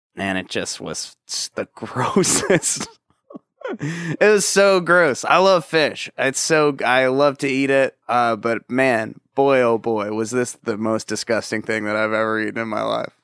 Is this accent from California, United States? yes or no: yes; Orange County, California, United States; I grew up in Orange